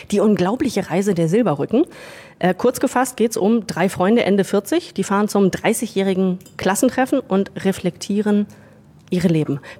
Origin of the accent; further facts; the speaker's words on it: Hamburg, Germany; Ich freue mich ja persönlich besonders über die Gäste in dieser Show, die mich in meine Heimat Hamburg locken.